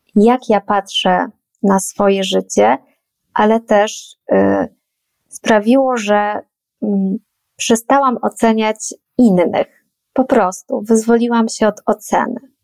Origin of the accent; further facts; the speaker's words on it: Poland; urodziłam się w Polsce, wychowywana też byłam tutaj